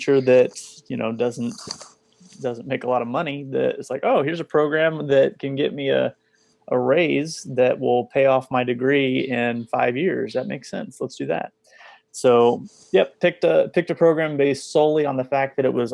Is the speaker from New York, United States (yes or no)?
no; Texas, United States; also born or lived in Kansas; I'm originally from Kansas and I grew up in Texas